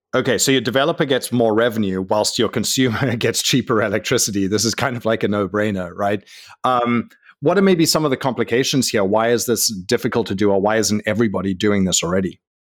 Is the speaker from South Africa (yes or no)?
yes; South Africa; I'm from South Africa